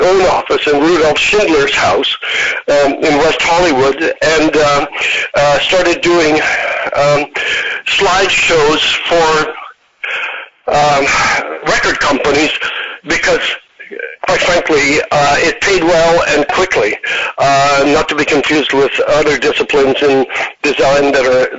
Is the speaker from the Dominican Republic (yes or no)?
no; near the Arctic Circle in Sweden, northern Sweden, Sweden; also born or lived in Los Angeles, United States / Milan, Italy; now in New York, United States; I was brought up near the Arctic Circle in Sweden.